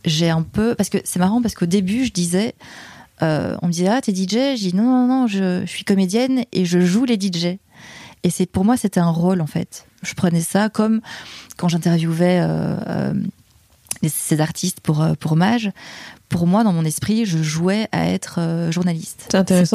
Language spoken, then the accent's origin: French; Liège, Wallonia, Belgium; moved away as an adult; now in Paris, France; je suis belge. Je viens de, de Liège, en Belgique.